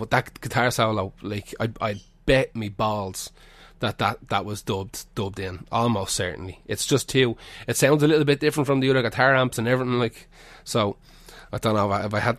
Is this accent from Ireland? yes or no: yes; Dublin, Leinster, Ireland; when I was growing up in Finglas